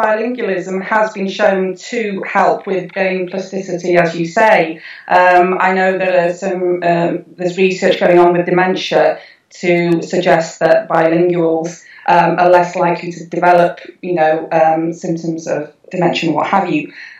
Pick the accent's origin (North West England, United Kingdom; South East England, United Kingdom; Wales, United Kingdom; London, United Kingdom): Wales, United Kingdom; North; accent: Welsh twang; first language Welsh; English is a second language; But yes, North Wales, I'm Welsh, born and bred. It was my first language. I didn't actually speak English till I was seven. So yes, very much Welsh, born and bred.